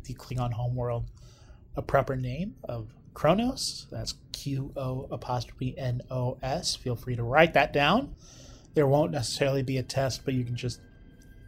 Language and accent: English; Oklahoma, United States; my home state, Broken Bow